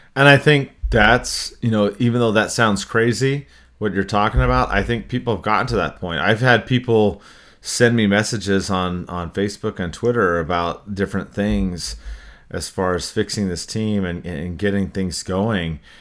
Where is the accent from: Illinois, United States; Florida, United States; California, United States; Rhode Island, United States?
California, United States; Anaheim; having been born and raised in Anaheim and being a Ducks fan from the beginning